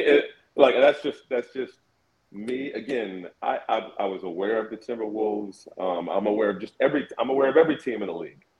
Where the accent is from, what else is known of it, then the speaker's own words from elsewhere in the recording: Indianapolis, Indiana, United States; moved away as an adult; also born or lived in Brooklyn; now in Minnesota, United States; I grew up in Indianapolis, went to school there, went to college there